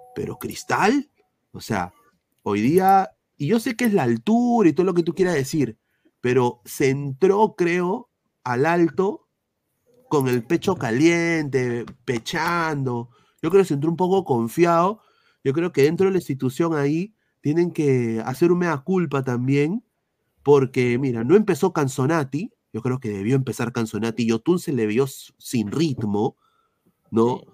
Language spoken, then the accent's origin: Spanish; Peru; nosotros como peruanos